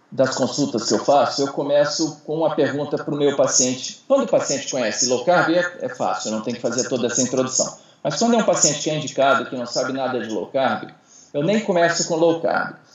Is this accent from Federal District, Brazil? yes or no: yes; Brasília, Federal District, Brazil; Então, uh, eu sou aqui de Brasília.